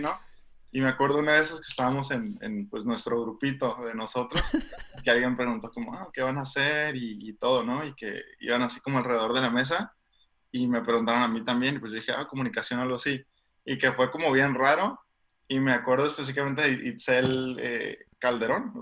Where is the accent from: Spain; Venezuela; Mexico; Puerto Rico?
Mexico; Tijuana, Baja California; moved away as an adult; also born or lived in San Diego, United States; yo crecí en, Tijuana. O sea, nací en San Diego, entonces, este, pero sí crecí en, Tijuana toda la vida.